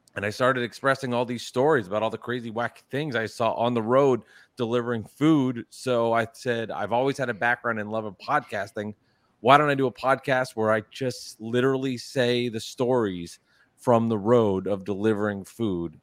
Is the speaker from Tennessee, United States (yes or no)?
no; New Jersey, United States; I am from New Jersey. I'm not from New York